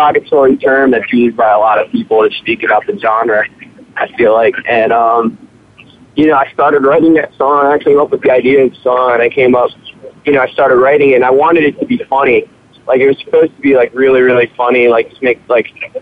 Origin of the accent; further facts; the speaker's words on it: Annapolis, Maryland, United States; we have a great music scene, for sure, in Annapolis especially